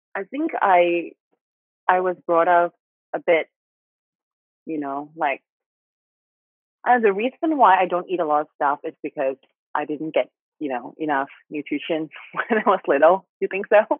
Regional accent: Thailand; accent: Thai; English is a second language; I still like have some Thai accents

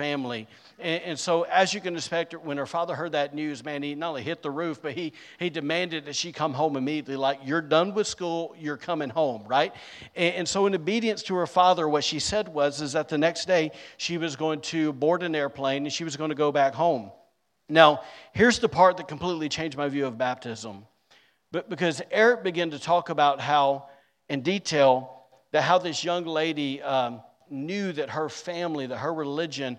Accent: Alabama, United States; now in Rockport, United States; I'm from Alabama

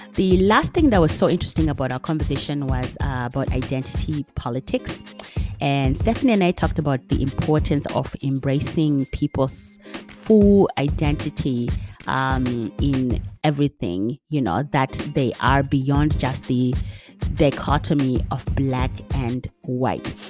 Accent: United States; now in Netherlands; as an American

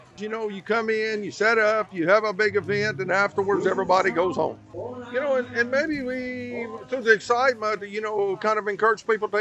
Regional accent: South Louisiana, United States; now in Oklahoma, United States; I'm a Cajun from South Louisiana

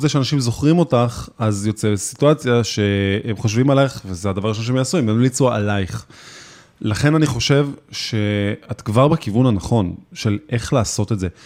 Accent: Israel; אנחנו ישראלים

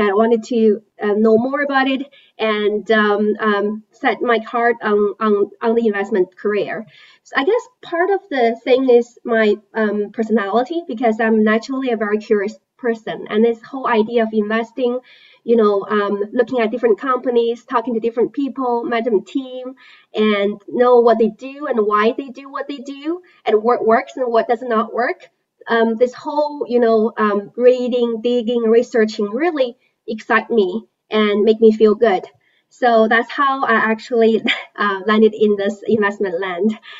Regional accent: China; moved away; I was born and raised in China.

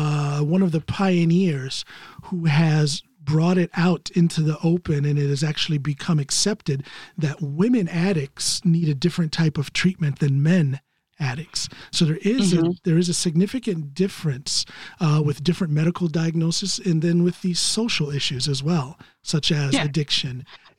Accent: Ohio, United States; around my hometown in Ohio

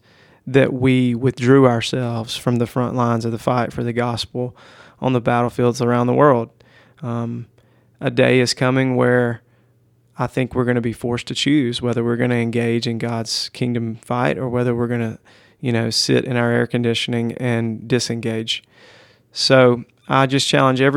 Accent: United States; as an American Christian

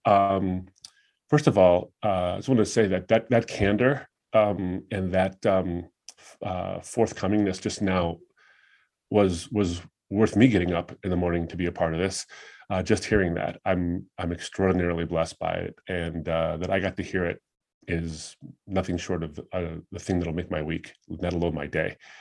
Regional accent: United States; I was raised in the United States

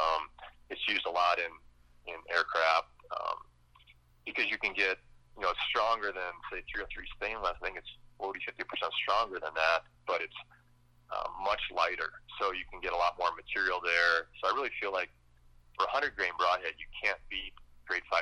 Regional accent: Wisconsin, United States; moved away as an adult; now in Colorado, United States; Wisconsin hunting whitetails. Um, moved to Colorado about 20 years ago now

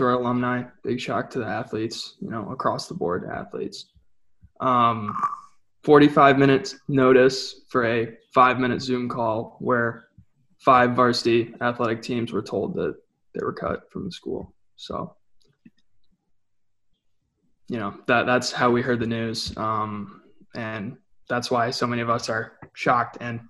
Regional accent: Toledo, Ohio, United States; I'm from Toledo, Ohio

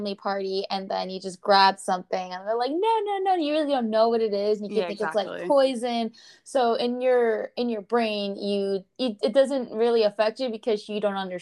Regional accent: Little Ferry, New Jersey, United States; I grew up in Little Ferry

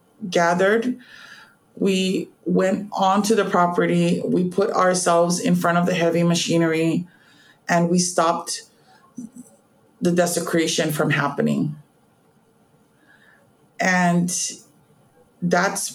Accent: Honolulu, Hawaii, United States; I was born and raised on Oahu, particularly in the Honolulu area.

